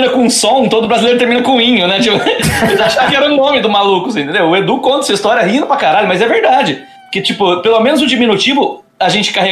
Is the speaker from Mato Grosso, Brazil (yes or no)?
no; Marília, São Paulo, Brazil